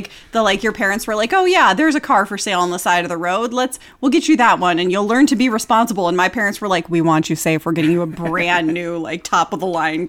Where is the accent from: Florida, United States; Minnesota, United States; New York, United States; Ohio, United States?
Florida, United States; I'm from Florida.